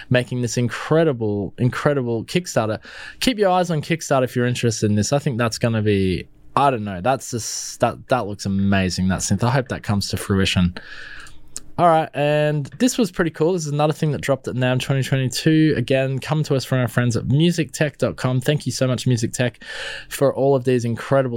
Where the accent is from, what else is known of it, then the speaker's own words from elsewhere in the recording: Melbourne, Victoria, Australia; I'm from Melbourne